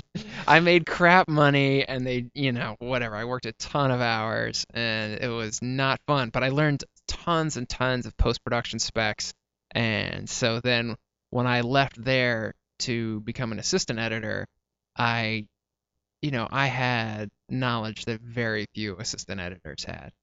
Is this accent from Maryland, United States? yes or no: yes; Maryland, United States; moved away as an adult; now in Los Angeles, United States; so we moved to Maryland when I was five